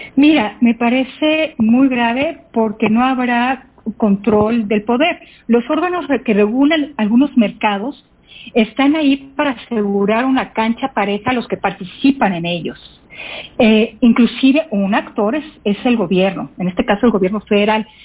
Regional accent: Mexico; como mexicanos debemos

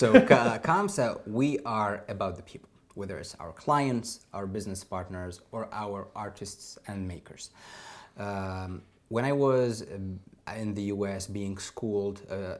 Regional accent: Tunisia; moved away; my home country, Tunisia

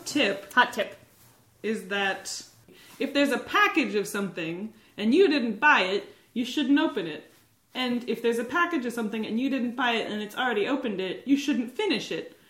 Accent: Nazareth, Pennsylvania, United States; now in Burlington, United States; I'm from Pennsylvania, Dutchland, in a town known as Nazareth, home of Martin Guitar.

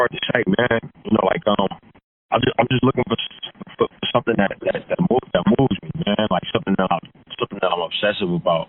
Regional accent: Oakland, California, United States; moved away; also born or lived in Richmond, California / Los Angeles; I grew up in Oakland and in Richmond.

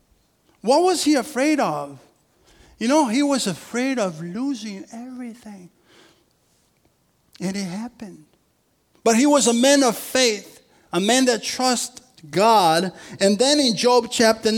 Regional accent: Rio de Janeiro, Brazil; moved away; I'm from Brazil. And I'm from a city called Rio in Brazil

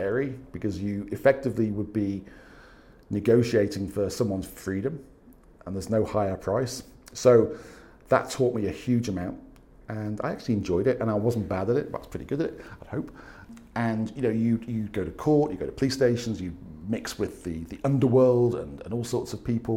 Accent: Wirral Peninsula, North West England, United Kingdom; moved away as an adult; also born or lived in Staffordshire; now in Spain; I am originally from the Wirral Peninsula, which is kind of that little bit that sticks out near Liverpool.

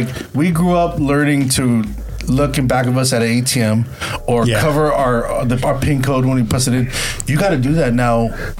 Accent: East Bay, California, United States; I'm from the East Bay.

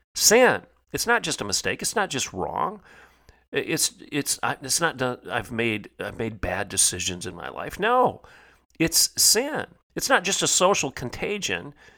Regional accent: United States; I, as an American

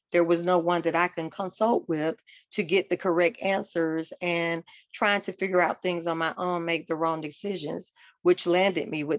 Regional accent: Atlanta, Georgia, United States; I'm originally from Atlanta, Georgia. And so I'm from what's considered a typical Southern family

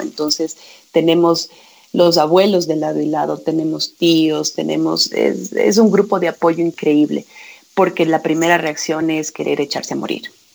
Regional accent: Quito, Pichincha, Ecuador; yo soy quiteña

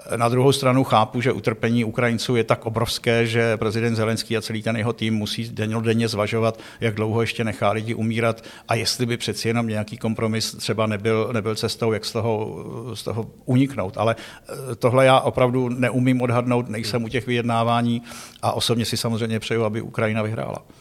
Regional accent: Pardubice, Pardubice Region, Czechia; also born or lived in Prague / Hradec Králové / Yugoslavia / Iraq; Takže já prostě už hradečákem zůstanu na do smrti, když jsem se narodil v Praze a vyrostl v Pardubicích

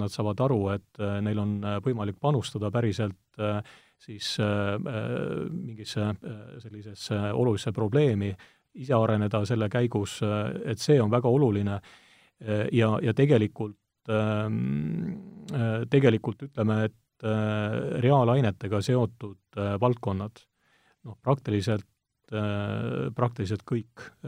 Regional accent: Estonia; mina olen pärit nii-öelda Eesti äärealalt

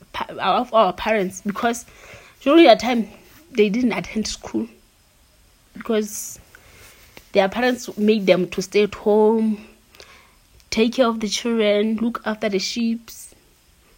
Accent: Butha-Buthe, Lesotho; I'm from Botabute, very rural

